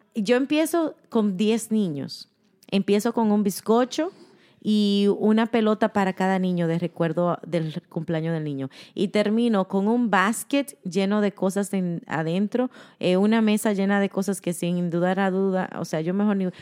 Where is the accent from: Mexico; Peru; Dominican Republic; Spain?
Dominican Republic; moved away; somos dominicanas